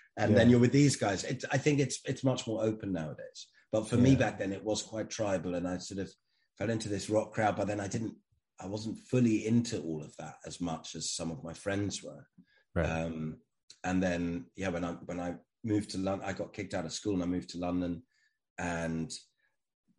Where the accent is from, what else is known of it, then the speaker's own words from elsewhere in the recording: Germany; I grew up in Germany